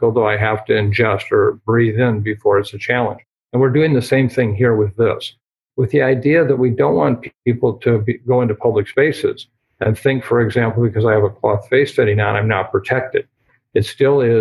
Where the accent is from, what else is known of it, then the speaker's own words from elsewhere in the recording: Iowa, United States; my home state of Iowa